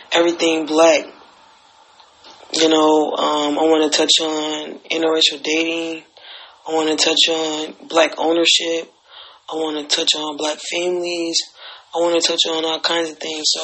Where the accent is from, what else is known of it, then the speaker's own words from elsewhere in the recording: Alabama, United States; I'm from Alabama. I grew up in Alabama